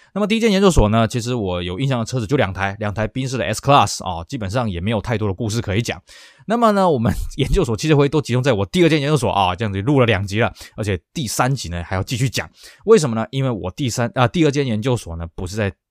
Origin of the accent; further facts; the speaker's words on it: Taiwan; moved away as an adult; also born or lived in Beijing; 像我们台湾人早年去大陆要买车，挂的也都是黑牌